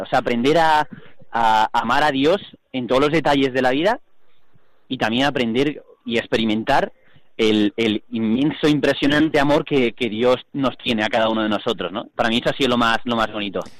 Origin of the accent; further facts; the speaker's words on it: Seville, Andalusia, Spain; soy de Sevilla